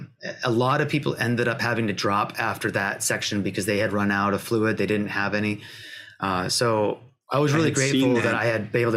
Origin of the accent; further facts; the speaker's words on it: Pacific Northwest, United States; because I'm from the Pacific Northwest. I'm not used to the heat.